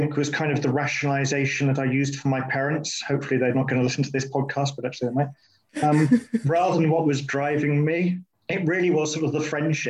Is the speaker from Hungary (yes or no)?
no; United Kingdom; moved away as an adult; also born or lived in Japan; I didn't put down as being British or anything on the recent census.